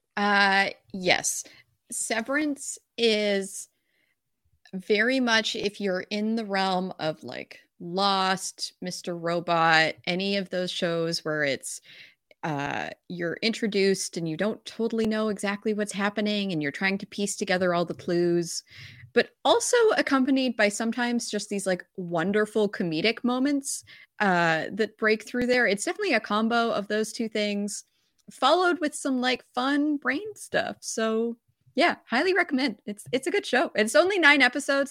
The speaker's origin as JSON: {"language": "English", "country": "Canada", "said": "I'm Canadian"}